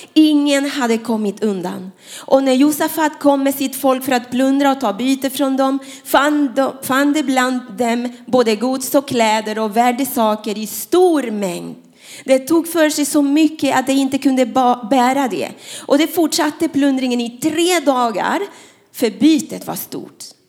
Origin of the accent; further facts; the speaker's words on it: Panama; Swedish is a second language; now in Sweden; jag är inte svensk, jag är från Panama